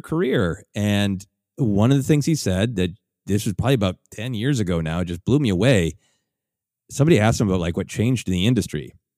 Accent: Minneapolis, Minnesota, United States; the convention that I've long, uh, performed at in my hometown of, uh, Minneapolis

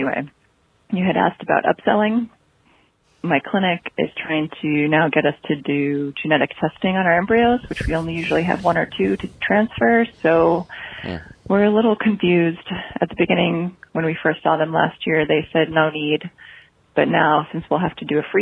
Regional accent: United States; moved away as an adult; also born or lived in Germany; now in United Kingdom; calling from the UK. I'm an American

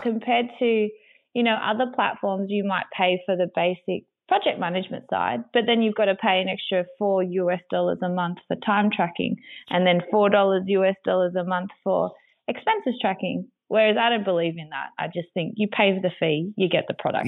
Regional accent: Griffith, New South Wales, Australia; born or raised there; also born or lived in Sydney

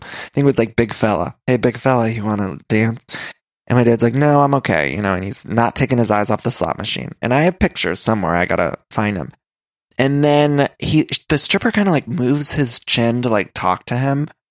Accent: Midwest, United States; also born or lived in California; now in Los Angeles, United States

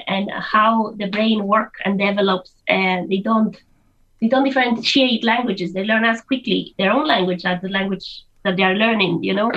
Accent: Spain; moved away as an adult; now in Ireland; I'm from Spain originally, and when I moved to Ireland over 20 years ago

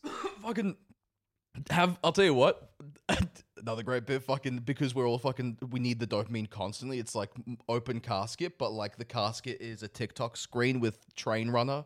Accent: Australia; I am an Australian child of immigrants

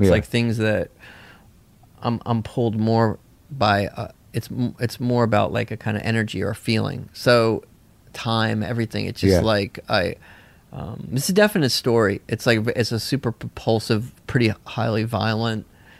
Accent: the South, United States; I also remembered it from growing up in the South, spring break was had been this big thing

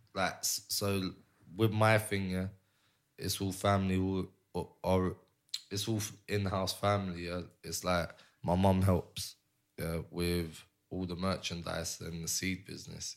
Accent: London, United Kingdom; moved away as an adult; also born or lived in Barcelona, Spain; I'm Cypriot, but I was born and raised in North London

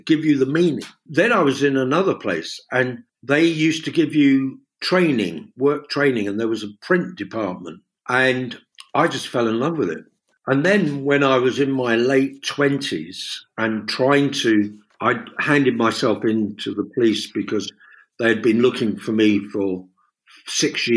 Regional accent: London, United Kingdom; I've got mates from back in Fulham and the World's End, Chelsea, and where I grew up and in Notting Hill

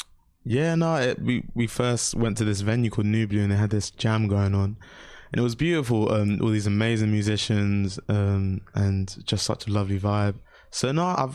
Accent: London, United Kingdom; I grew up in South London

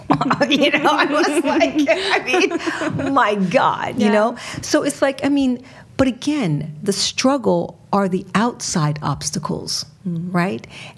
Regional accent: Richmond, Virginia, United States; moved away as an adult; also born or lived in Massachusetts; now in Sweden; I grew up in Richmond, Virginia. Tobaccos, pigs, cotton, slavery.

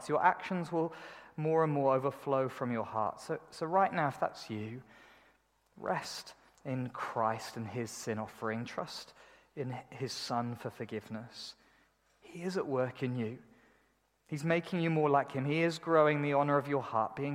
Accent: United Kingdom; I'm, I'm British, you know. We do everything kind of in a mediocre kind of way.

